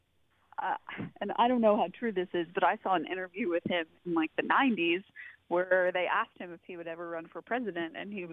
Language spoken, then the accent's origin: English; Alabama, United States; also born or lived in Virginia; now in San Jose, United States; I grew up in the Deep South in Alabama